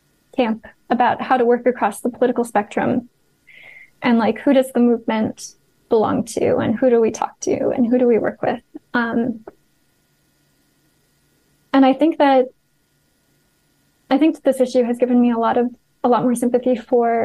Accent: United States; moved away; my home country

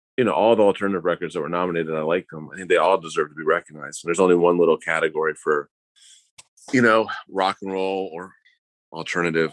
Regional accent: Akron, Ohio, United States; I'm from Akron, Ohio

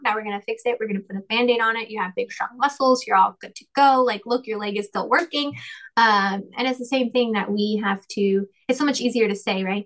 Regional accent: the South, United States; also born or lived in North Carolina / Texas / Colorado; I'm from the South

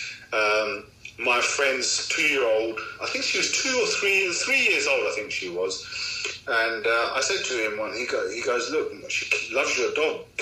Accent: United Kingdom; I'm British, I'm born British, you know, family's been here since the 50s. But Pakistan is where our roots are.

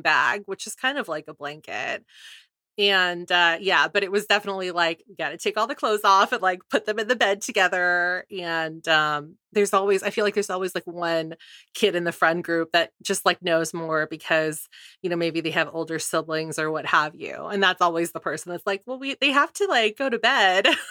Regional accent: California, United States; I grew up in California

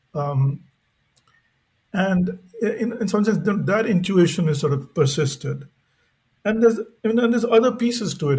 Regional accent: India; growing up in India

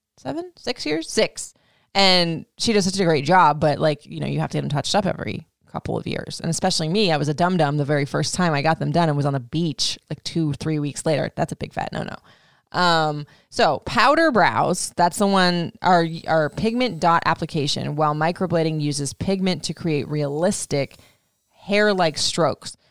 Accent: Florida, United States; I grew up in Florida

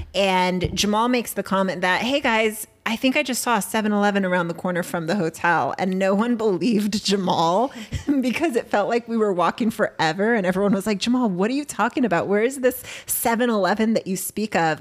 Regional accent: San Diego, California, United States; we're from San Diego.

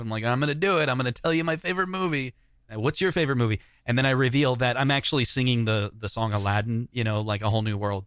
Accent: Des Moines, Iowa, United States; growing up in Des Moines

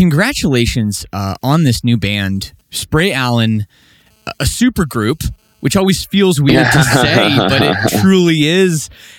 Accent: Ontario, Canada; I grew up just outside of, like, I'm from Canada

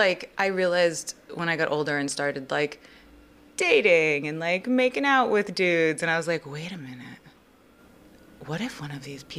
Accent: Connecticut, United States; born or raised there

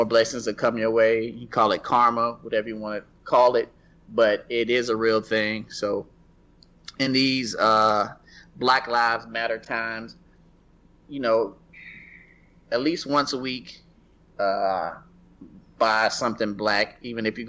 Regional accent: the South, United States; I'm Black and I'm from the South

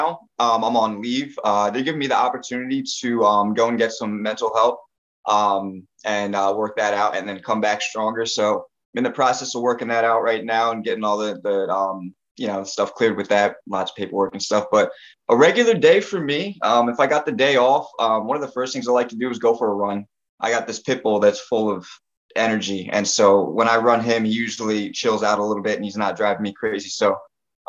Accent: Netcong, New Jersey, United States; I'm from North New Jersey, this little town called Necong

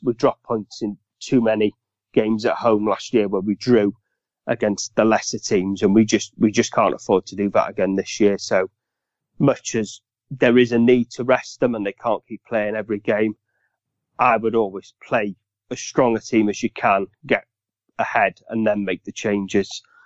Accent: Welsh, Wales, United Kingdom; Being Welsh

